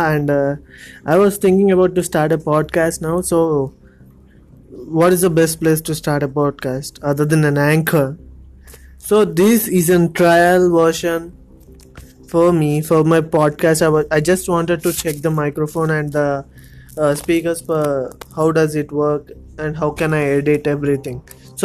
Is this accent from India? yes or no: yes; India; I'm from India.